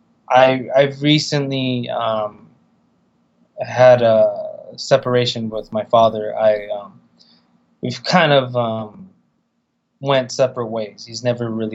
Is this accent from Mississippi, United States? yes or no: no; California, United States